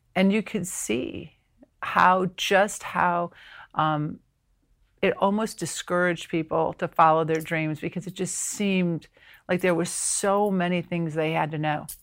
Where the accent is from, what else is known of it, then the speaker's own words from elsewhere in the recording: Ohio, United States; now in South Carolina, United States; born and raised in Ohio